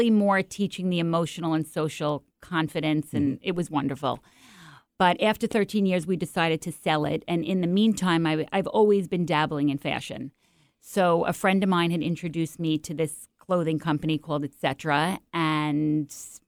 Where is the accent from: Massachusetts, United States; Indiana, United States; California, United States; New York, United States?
New York, United States; accent: New York; moved away as an adult; now in Seattle, United States; I'm from New York, if you can't tell from the accent